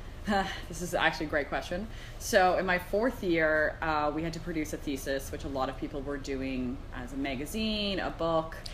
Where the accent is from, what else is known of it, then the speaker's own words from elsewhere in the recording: Arnprior, Ontario, Canada; I grew up in a small town, so I'm not from Toronto